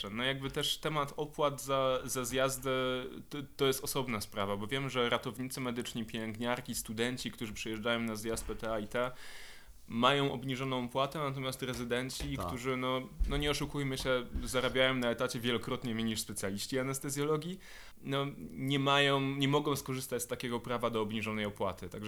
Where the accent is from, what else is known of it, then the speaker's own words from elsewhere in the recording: Poznań, Greater Poland, Poland; ja jestem poznańską pyrą